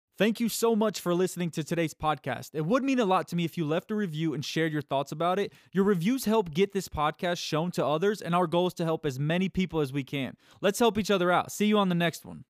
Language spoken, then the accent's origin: English; United States; I was born in the United States of America and grew up living in a world that offered convenience constantly